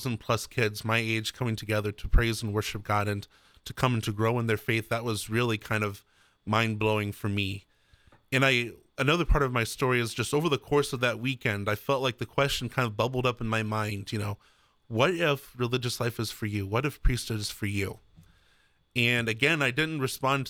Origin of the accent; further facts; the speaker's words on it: Maria Stein, Ohio, United States; I grew up about 10 minutes down the road from there